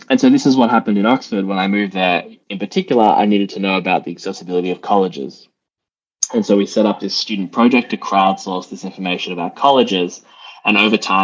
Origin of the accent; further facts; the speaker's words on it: Melbourne, Victoria, Australia; moved away as an adult; now in United Kingdom; I am Australian originally, yes. From Melbourne